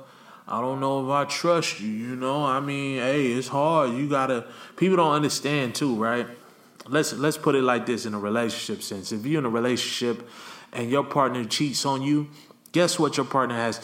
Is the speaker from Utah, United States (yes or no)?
no; Los Angeles, California, United States; I love my hometown